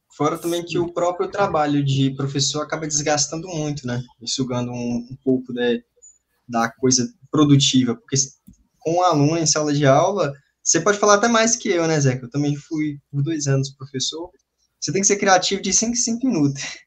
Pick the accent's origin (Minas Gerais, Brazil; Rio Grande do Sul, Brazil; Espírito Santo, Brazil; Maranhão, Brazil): Minas Gerais, Brazil; Setubinha; moved away; lá na minha cidade? Que eu cresci